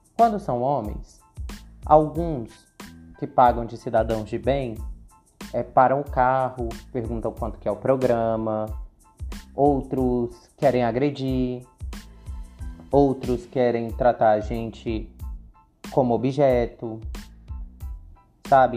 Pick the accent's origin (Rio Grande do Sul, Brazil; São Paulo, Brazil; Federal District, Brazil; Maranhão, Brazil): Federal District, Brazil; Brasília; nascida e criada em Brasília